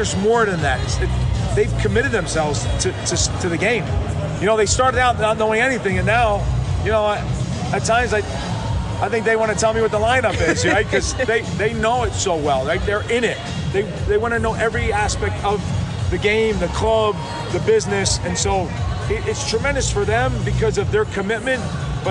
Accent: New Jersey, United States; also born or lived in Denver; now in Kansas City, United States; I'm from Jersey

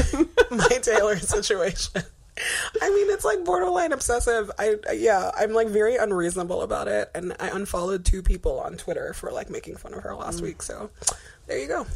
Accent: Guinea; now in United States; Ebola ground zero, aka Guinea, is my home country

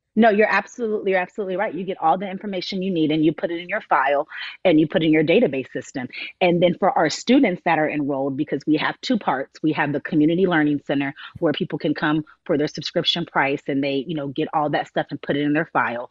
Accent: Miami, Florida, United States; I was born and raised in Miami, Florida, but I was adopted.

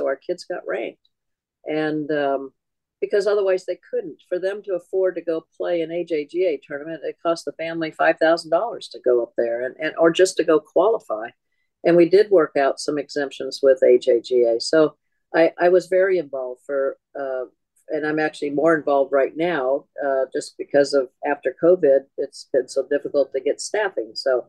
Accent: California, United States; And I grew up in Southern California where we had a tournament.

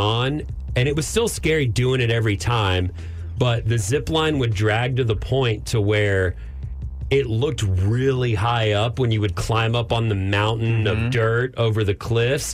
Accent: Texas Panhandle, United States; now in Austin, United States; I grew up in the Panhandle.

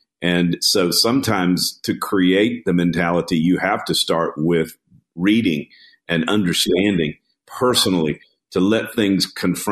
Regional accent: Baton Rouge, Louisiana, United States; moved away as an adult; also born or lived in Nairobi, Kenya; now in Memphis, United States; we grew up in Baton Rouge, Louisiana

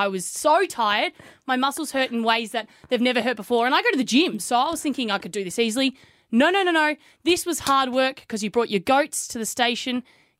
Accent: Melbourne, Victoria, Australia; where I grew up, Melbourne

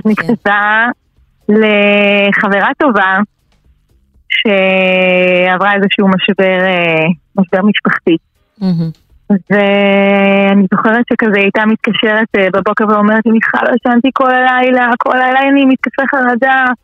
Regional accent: Oranit, Judea and Samaria, Israel; גדלתי באורנית, יישוב חילוני, יש בו גוש דתי, חמוד, אבל לא שם גרתי, גרתי באזור החילוני, לבית מקסים. למדתי בתיכון אלון ברמת השרון

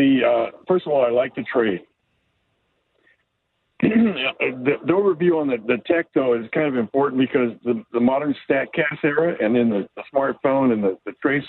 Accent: Bay Area, California, United States; now in Bellingham, United States; I'm in my mid-70s, and I grew up in the Bay Area

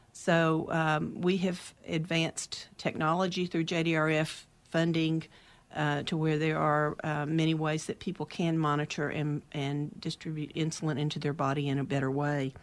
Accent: outside of Dallas, Texas, United States; moved away as an adult; now in Oregon, United States; I grew up outside of Dallas in a small town, but I s, my adult life was mainly in Dallas

